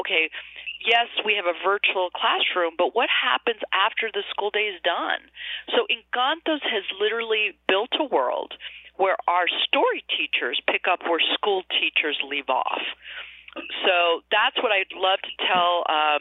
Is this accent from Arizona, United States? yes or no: yes; Arizona, United States; growing up in Arizona in a rural community